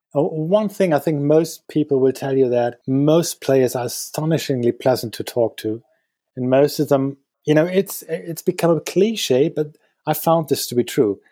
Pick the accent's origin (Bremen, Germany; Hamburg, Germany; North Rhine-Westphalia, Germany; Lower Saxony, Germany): North Rhine-Westphalia, Germany; Dortmund; moved away as an adult; now in Berlin, Germany; I am from Dortmund